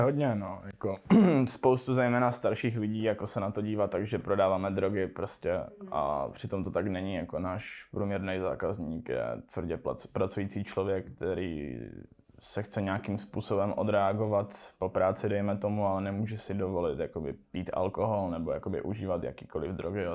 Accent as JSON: {"language": "Czech", "town": "Český Těšín", "region": "Moravian-Silesian Region", "country": "Czechia", "tie": "born or raised there", "said": "narodil jsem se v Českém Těšíně"}